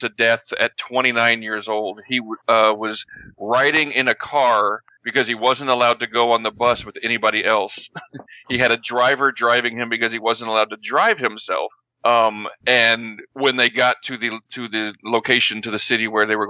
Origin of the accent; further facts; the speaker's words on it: Texas, United States; I was born in Texas, but I moved here as fast as I could